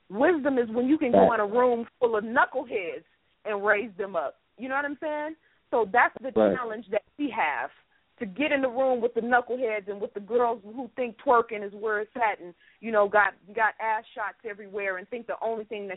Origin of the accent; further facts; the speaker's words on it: Oakland, California, United States; I grew up in East Oakland